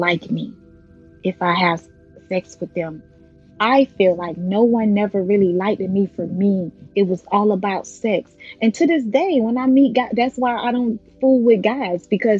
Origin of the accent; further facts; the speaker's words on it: Belle Glade, Florida, United States; moved away; also born or lived in West Palm Beach, Florida; I'm originally from Belt Lake, Florida. So once I left Belt Lake and moved to West Palm Beach with my mom